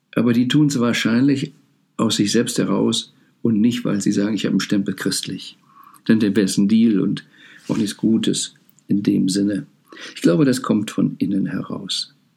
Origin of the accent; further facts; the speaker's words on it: Rhineland, Germany; ich bin im Rheinland aufgewachsen